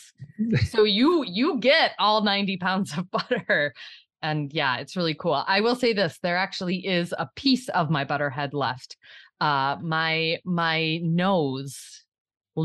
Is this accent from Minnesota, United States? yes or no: yes; Le Sueur County, southern Minnesota, United States; I am from Le Sueur County in southern Minnesota.